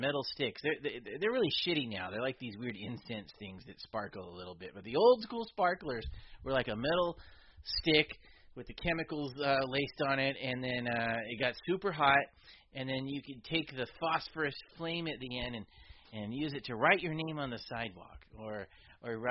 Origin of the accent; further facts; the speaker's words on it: San Lorenzo, California, United States; I grew up in San Lorenzo, California